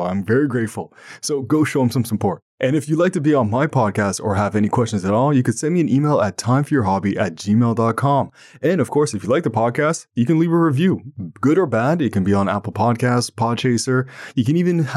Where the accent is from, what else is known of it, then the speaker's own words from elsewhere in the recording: Ottawa, Ontario, Canada; I'm from Canada and from Ottawa, Ontario, the national capital of Canada